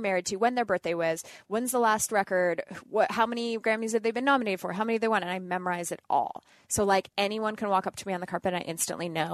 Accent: Northern Canada, Canada; moved away; I grew up in Northern Canada

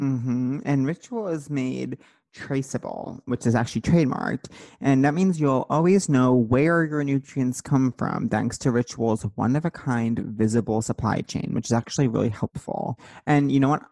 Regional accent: Long Island, New York, United States; as someone who grew up on Long Island

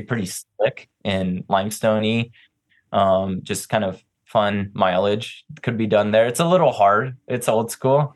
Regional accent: New Mexico, United States; moved away as an adult; being back in New Mexico, I grew up here.

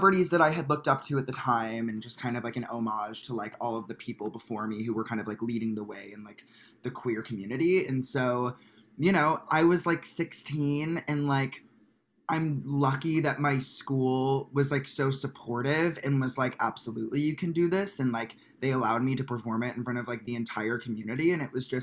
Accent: Chicago, Illinois, United States; moved away; also born or lived in Glenbrook, Illinois; I grew up in Chicago, in the cold, in the snow

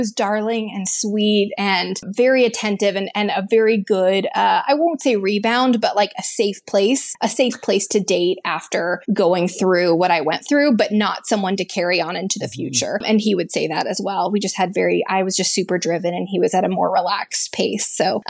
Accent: the South, United States; I work in corporate HR. I grew up in the South, right?

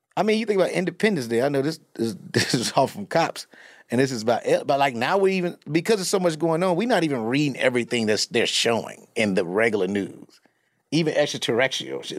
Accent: Chicago, Illinois, United States; I'm from Chicago

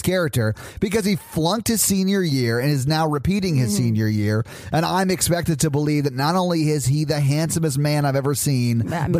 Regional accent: the South, United States; We're all from the South, so if we have an accent, y'all let us know

